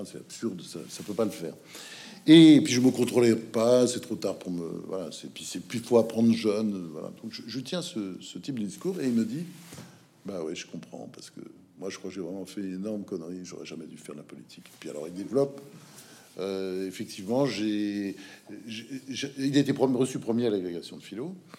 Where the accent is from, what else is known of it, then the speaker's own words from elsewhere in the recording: Normandy, France; moved away as an adult; also born or lived in United States / Provence; quand je suis monté de ma Normandie